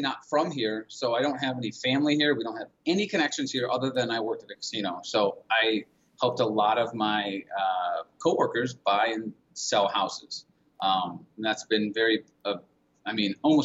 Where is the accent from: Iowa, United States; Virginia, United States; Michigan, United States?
Michigan, United States; Detroit; moved away as an adult; I'm originally, and my wife as well, we're originally from the Metro Detroit area